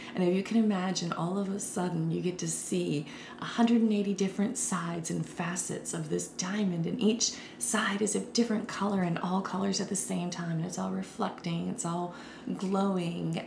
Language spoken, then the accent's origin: English; Winston-Salem, North Carolina, United States; my hometown of Winston-Salem and Greensboro, the Piedmont Triad